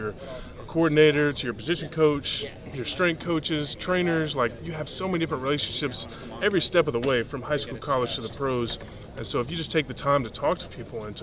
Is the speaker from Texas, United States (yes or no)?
yes; Texas, United States; I grew up in Texas